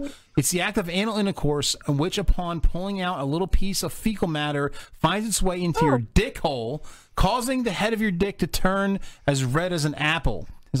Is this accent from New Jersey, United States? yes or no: yes; Neptune City, New Jersey, United States; I grew up down in that. I grew up in Neptune City